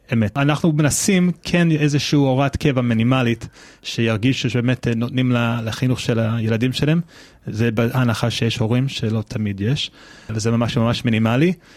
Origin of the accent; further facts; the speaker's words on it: United States; Hebrew is a second language; now in Israel; אני גדלתי בארצות הברית, אם זה לא ידוע לכם לפי המבטא ולפי העברית